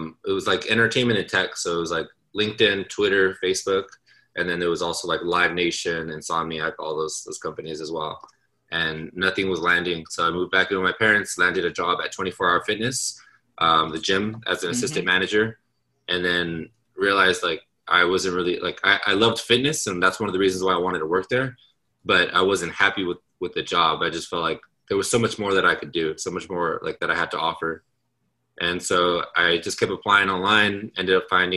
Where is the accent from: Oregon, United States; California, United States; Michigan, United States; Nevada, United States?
California, United States; Los Angeles; I am born and raised in Los Angeles and all throughout Southern California